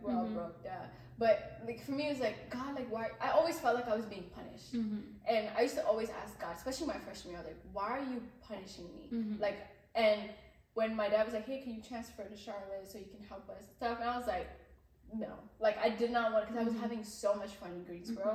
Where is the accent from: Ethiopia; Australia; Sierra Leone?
Ethiopia; moved away; when I was growing up in Ethiopia, I've always wanted to be Mezemran at church